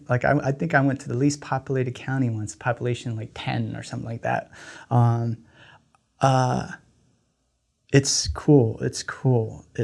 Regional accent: Laos; first language Lao; English is a second language; So um, I grew up um, in, uh, from I'm from Laos. My grandmother um, came to the States in 1986. She didn't know any English. So, and my Lao is not great, the greatest.

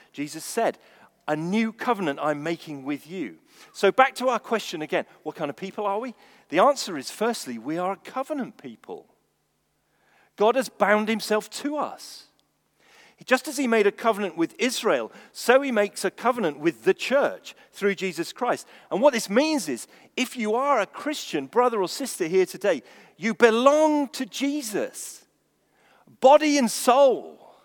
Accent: England, United Kingdom; I'm English.

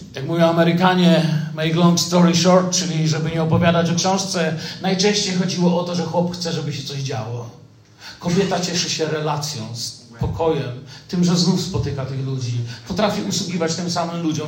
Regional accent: Poland; also born or lived in Moscow, Russia; jesteśmy z Polski

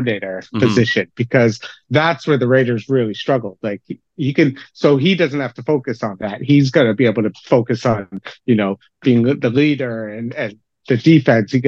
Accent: Canada; We're Canadian

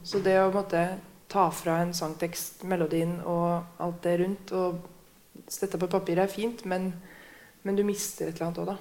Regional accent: Hamar, Innlandet, Norway; jeg er fra Hamar

